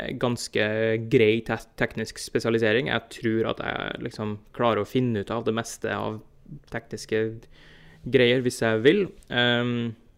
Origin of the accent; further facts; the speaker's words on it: Trondheim, Trøndelag, Norway; moved away as an adult; now in New Jersey, United States; flytta jeg fra Trondheim til eh, tilfelle du ikke har hørt på dialekten min at det er der, der er fra, til New Jersey og New York her i USA